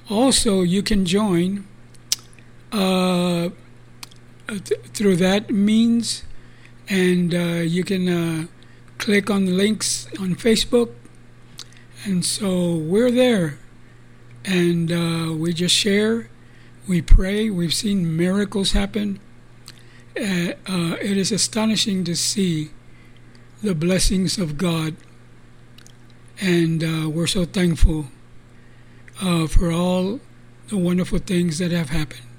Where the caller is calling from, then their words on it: San Antonio, Texas, United States; This is Brother Charlie. I come to you from San Antonio, Texas, under the banner of Restores of the Altar